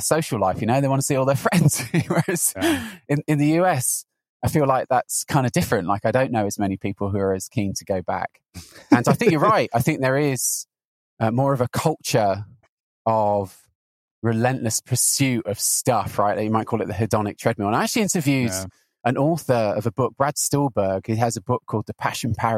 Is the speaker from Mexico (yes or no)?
no; Newbury, South East England, United Kingdom; moved away as an adult; also born or lived in Southampton / London; now in Santa Cruz, United States; I'm British. I'm currently living in Santa Cruz in California. I grew up in a rather boring town called Newbury in Berkshire